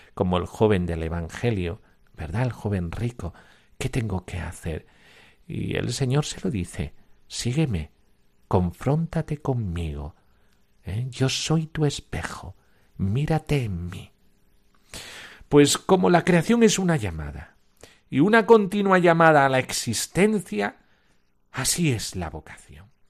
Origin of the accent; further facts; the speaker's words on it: Almonte, Andalusia, Spain; Yo soy de Almonte